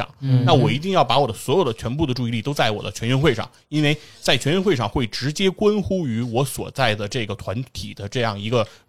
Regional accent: China; 是因为我觉得金牌这个事儿对于我们中国人来说，在感情上。

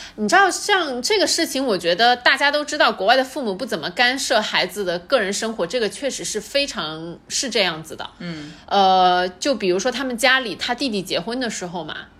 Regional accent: China; 我们中国人

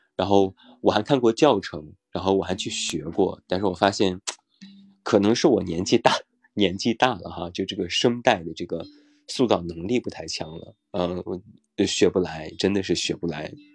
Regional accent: northern China, China; also born or lived in Shanghai / Chengdu; now in Beijing, China; 我是北方人

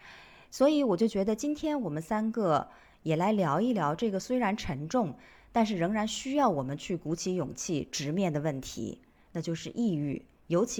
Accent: Jiangxi, China; 静涵 Rene 啊，前不久在我的老家江西发生了一起牵动全国无数人心的事件，

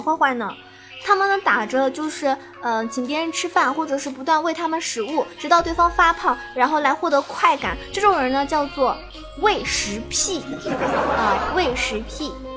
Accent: Zhejiang, China; 作为一个浙江人

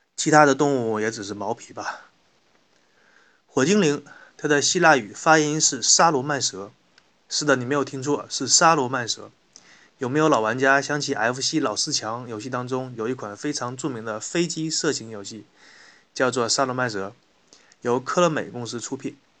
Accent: China; 我们中国人民

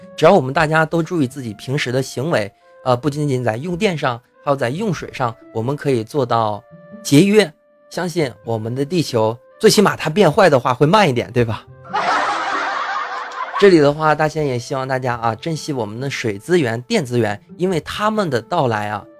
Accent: Heilongjiang, China; 在这个黑龙江啊，这东北三省啊，就是老家呀

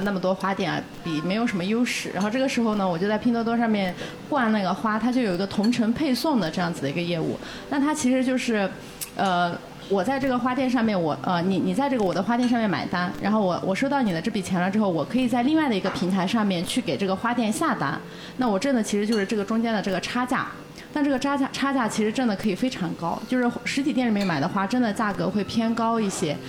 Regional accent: Yunnan, China; now in Shanghai, China; 我家乡是云南的嘛

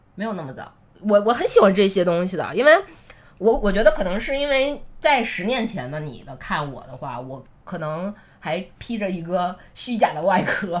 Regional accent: Northeast China, China; 因为我是个东北人嘛

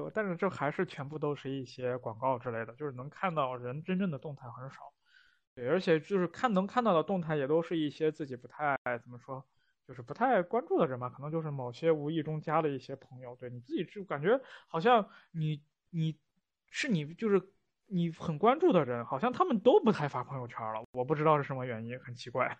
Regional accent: Northwest China, China; 这个是我们西北人的一个特质

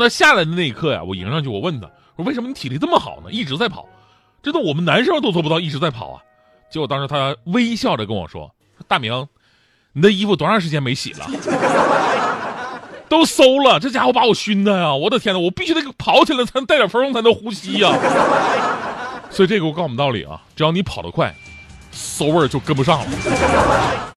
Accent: Jilin, China; 我们吉林人当时的家乡球队就是延边奥东队嘛

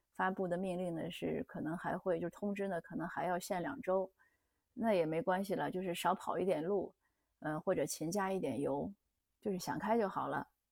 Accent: Canada; 我们加拿大这边呢

